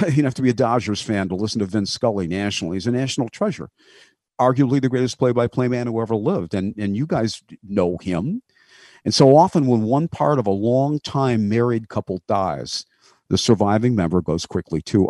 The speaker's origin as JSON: {"language": "English", "town": "Grosse Pointe", "region": "Michigan", "country": "United States", "tie": "born or raised there", "said": "my hometown of Grosse Pointe, Michigan"}